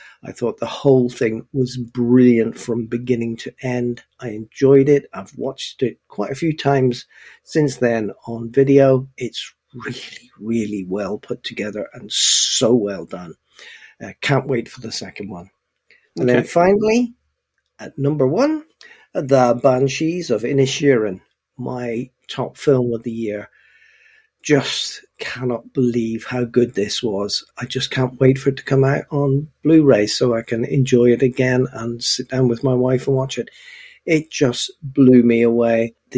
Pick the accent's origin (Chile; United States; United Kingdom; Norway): United Kingdom; Belfast, Northern Ireland; It just reminded me so much of my youth, not so much growing up in Belfast and the tanks outside the front door and that sort of thing, because I'm a bit outside of all